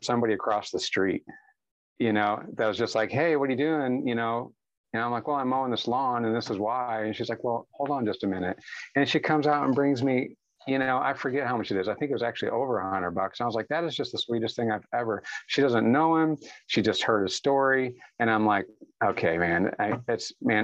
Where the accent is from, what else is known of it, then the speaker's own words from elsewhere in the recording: St. Louis area, Illinois side, United States; now in Oklahoma, United States; I was raised in the St. Louis area on the Illinois side of the river.